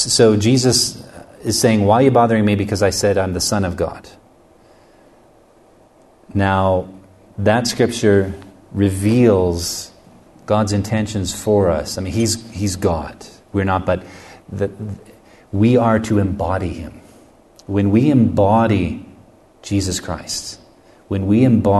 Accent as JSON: {"language": "English", "country": "United States", "said": "I'm from the United States"}